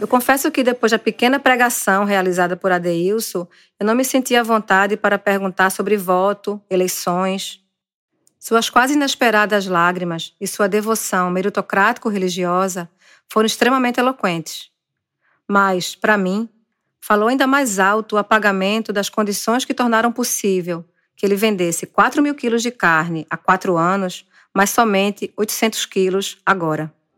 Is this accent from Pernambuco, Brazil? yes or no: yes; Recife, Pernambuco, Brazil; de dentro de uma casa em um morro recifense